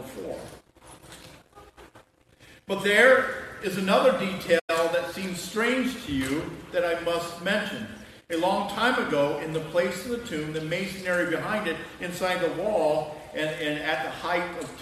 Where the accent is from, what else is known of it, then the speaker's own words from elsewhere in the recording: United States; we're from America